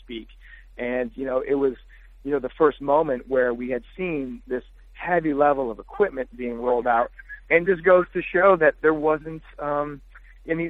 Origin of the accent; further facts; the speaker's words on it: Detroit, Michigan, United States; I'm from Detroit